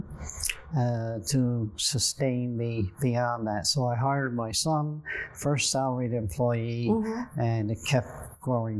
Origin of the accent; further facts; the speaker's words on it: Buchans, Newfoundland and Labrador, Canada; also born or lived in Grand Falls-Windsor; Growing up in Central and Buchans